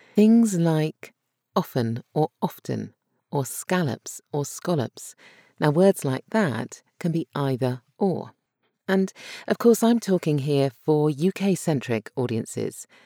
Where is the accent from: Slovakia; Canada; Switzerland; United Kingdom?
United Kingdom; accent: Brit; my Brit accent